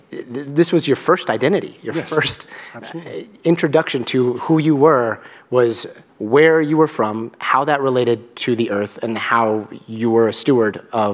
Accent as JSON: {"language": "English", "town": "Albuquerque", "region": "New Mexico", "country": "United States", "tie": "born or raised there", "also_born_or_lived": "Guatemala", "said": "I grew up in Albuquerque, New Mexico, and I still consider myself a desert kid. And I still remember, I lived right next to a national monument, Petroglyphs National Monument"}